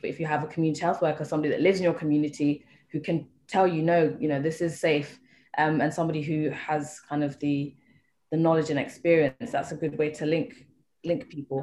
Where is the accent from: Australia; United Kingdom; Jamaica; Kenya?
Kenya; being Kenyan and living here